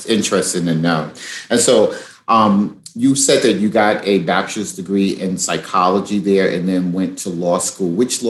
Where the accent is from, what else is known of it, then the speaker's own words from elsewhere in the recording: New York City, New York, United States; accent: New York; moved away; I've lived in like 7 different states. I'm from Brooklyn, New York myself.